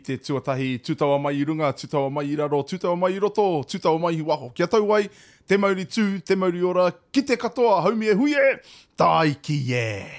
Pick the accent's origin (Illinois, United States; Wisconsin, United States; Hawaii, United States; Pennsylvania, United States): Hawaii, United States; this was just an opportunity for us to strengthen our taha Hawaiian side here in Hawaii. being Hawaiian myself as well, and my wife